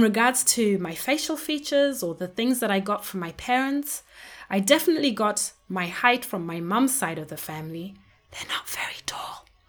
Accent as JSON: {"language": "English", "country": "Zimbabwe", "tie": "born or raised there", "said": "When I was growing up in Zimbabwe, I was surrounded by many different people, but mainly people who looked like me"}